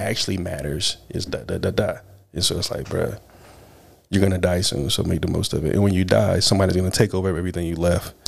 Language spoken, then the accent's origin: English; Rocky Mount, North Carolina, United States; we are from Rocky Mount